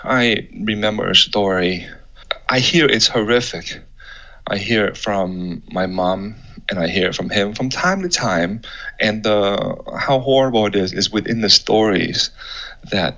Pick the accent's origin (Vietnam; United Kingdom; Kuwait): Vietnam; Nha Trang, Khanh Hoa; moved away; I was born in Nha Trang, Vietnam. I was born in 1982